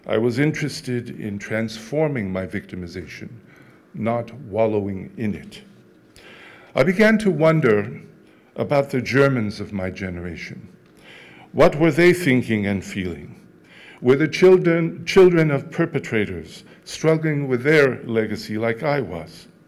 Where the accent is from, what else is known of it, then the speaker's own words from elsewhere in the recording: France; born there; I was born in France to two Auschwitz survivors and resistance fighters who had managed to survive unspeakable trauma with their dignity intact.